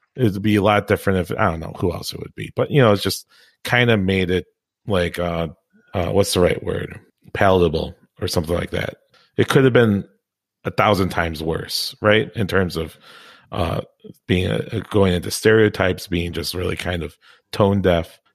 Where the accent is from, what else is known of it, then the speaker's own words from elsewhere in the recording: Midwest, United States; moved away; Toby and I came from the Midwest, probably a town smaller